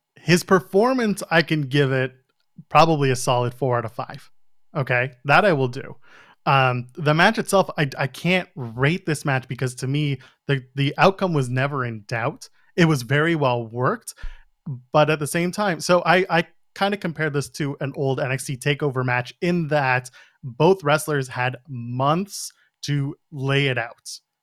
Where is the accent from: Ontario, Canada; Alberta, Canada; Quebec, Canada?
Ontario, Canada; Ottawa; I grew up in Ottawa.